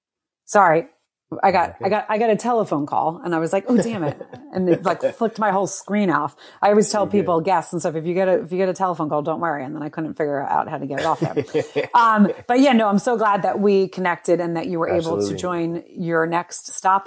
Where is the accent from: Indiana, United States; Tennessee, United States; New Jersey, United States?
New Jersey, United States; now in New York, United States; I grew up in New Jersey, but we live in New York, and I hear you. You never can leave. So when you cursed, I was like, yeah, I'm Jersey, New York.